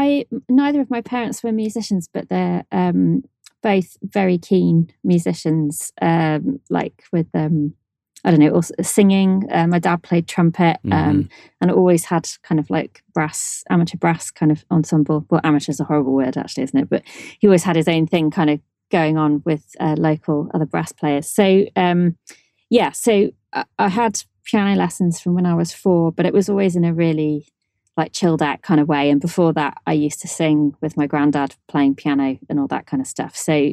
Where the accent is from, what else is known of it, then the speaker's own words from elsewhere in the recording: Shrewsbury, West Midlands, United Kingdom; Yep, Shrewsbury. Yeah.